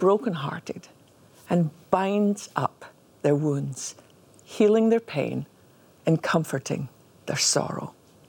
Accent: Scotland, United Kingdom; growing up in Scotland

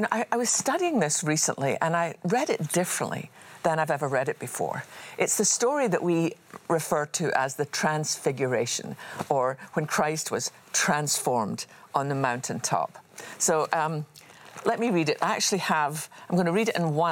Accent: Scotland, United Kingdom; I was just a wee girl growing up in Scotland.

